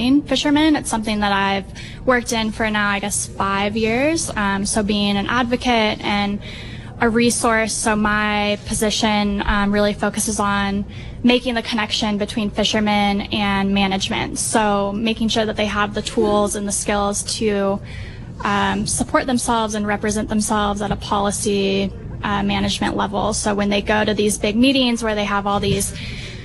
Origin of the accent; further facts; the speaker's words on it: San Luis Obispo, California, United States; moved away as an adult; now in Monterey, United States; I'm from San Luis Obispo originally, but I've lived in Monterey for 10 years now